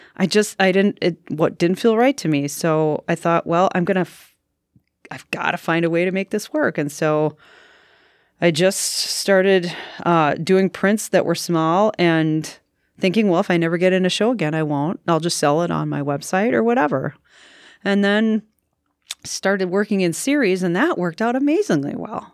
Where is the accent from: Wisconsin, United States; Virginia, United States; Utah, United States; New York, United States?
Wisconsin, United States; Ashwaubenon; I grew up in Ashwaubenon, Wisconsin, suburb of Green Bay